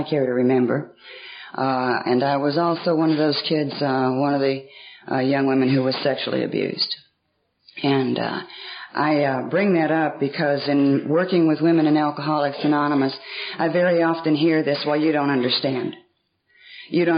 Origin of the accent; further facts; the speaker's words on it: Atlanta, Georgia, United States; I was raised in Atlanta, the bulk of my life in Atlanta, Georgia. And I was raised on the north side of Atlanta